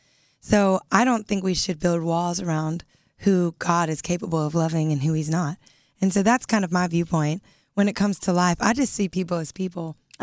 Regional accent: Louisiana, United States; Originally Louisiana.

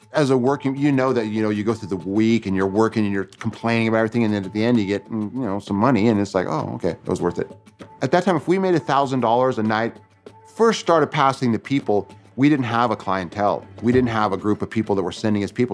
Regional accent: Tooele, Utah, United States; I was born in Utah in a town called Tooele

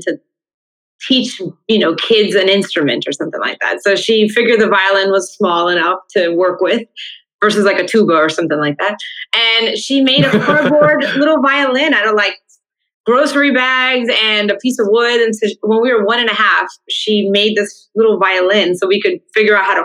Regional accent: Miami, Florida, United States; my dad came from Havana, Cuba. My mom from Santiago. And then they met in Miami, and I was born in Miami

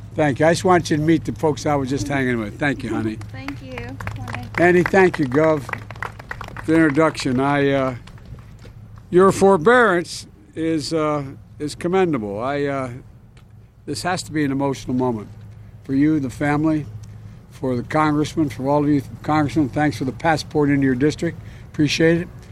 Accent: Delaware, United States; I come from Delaware.

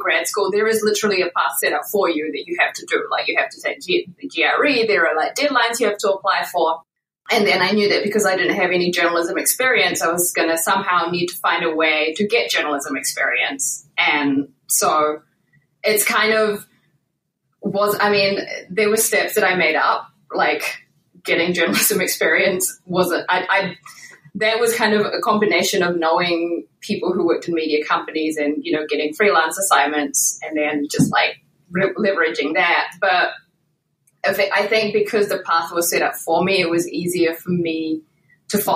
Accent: New Zealand; moved away; In case you can't tell from my accent, I'm originally from New Zealand

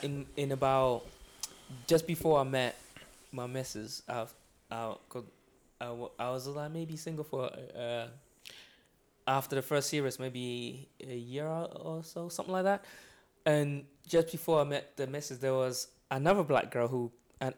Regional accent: London, United Kingdom; moved away as an adult; now in Scotland; where I grew up in London, you hardly meet very rich people.

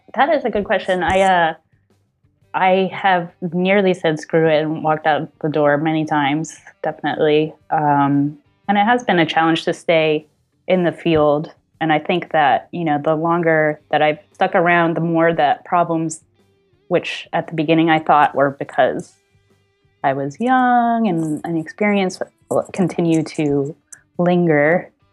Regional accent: New Jersey, United States; moved away as an adult; also born or lived in San Francisco; now in Portland, United States; When I was growing up in New Jersey, I went to Rutgers University in New Jersey

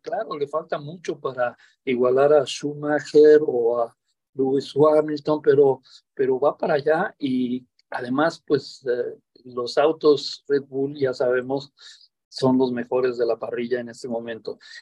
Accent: Mexico

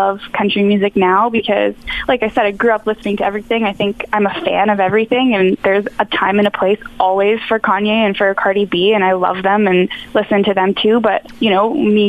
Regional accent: Ottawa, Ontario, Canada; in my hometown

